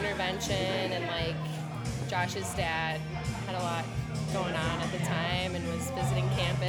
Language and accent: English; Cold Spring, Minnesota, United States; also born or lived in St. Cloud, Minnesota; I was born in St. Cloud. I grew up in Cold Spring my entire life.